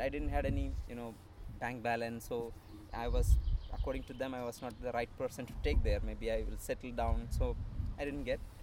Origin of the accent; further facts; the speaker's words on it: Kerala, India; coming from India, Kerala, and born and brought up in a um, priest family.